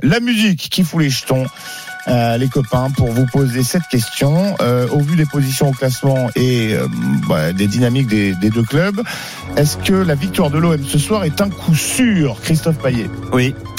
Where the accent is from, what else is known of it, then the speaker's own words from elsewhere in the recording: Bordeaux, Nouvelle-Aquitaine, France; je suis bordelais